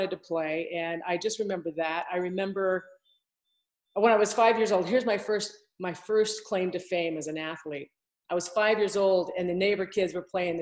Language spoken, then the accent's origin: English; Provo, Utah, United States; also born or lived in Salt Lake City, Utah; I grew up here in Utah. I grew up in Provo